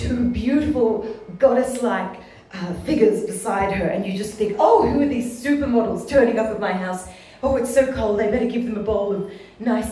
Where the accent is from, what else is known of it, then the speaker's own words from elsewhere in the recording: Ballarat, Victoria, Australia; Well, I grew up in Ballarat